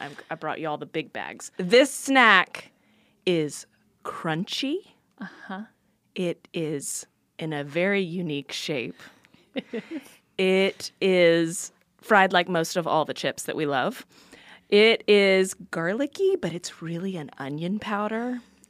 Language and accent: English; Texas, United States; You're from Texas. I'm from Texas.